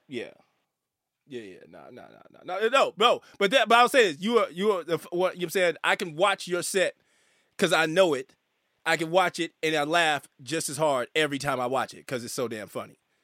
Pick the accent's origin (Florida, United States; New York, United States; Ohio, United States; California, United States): California, United States; Northern; I'm from California, right, Northern California